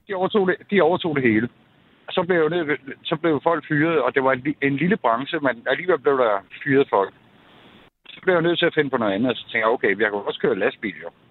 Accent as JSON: {"language": "Danish", "town": "Greve", "region": "Zealand", "country": "Denmark", "also_born_or_lived": "Jutland / Haderslev", "moved": "yes", "said": "jeg er oprindelig fra Greve, øh, men har boet i Jylland i 27 år"}